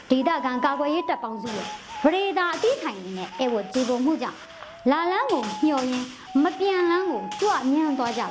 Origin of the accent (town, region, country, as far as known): Anya, Upper Myanmar, Myanmar